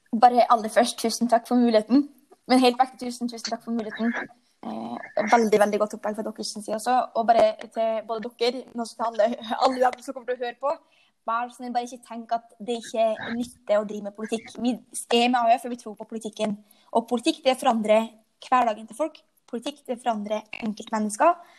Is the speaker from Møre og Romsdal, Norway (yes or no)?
yes; Frei, Møre og Romsdal, Norway; moved away as an adult; also born or lived in Oslo; now in Lillestrøm, Norway; jeg kommer fra Frei, en liten øy på Nordmøre med 5000 innbyggere